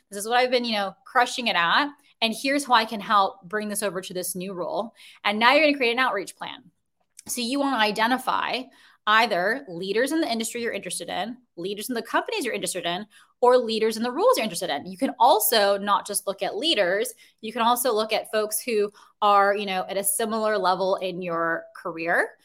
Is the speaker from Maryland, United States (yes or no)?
no; Chicago, Illinois, United States; now in Brooklyn, New York, United States; I'm originally from Chicago